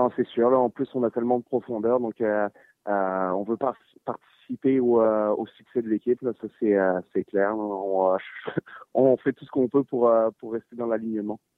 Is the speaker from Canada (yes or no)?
no; France; moved away; quand j'ai grandi en France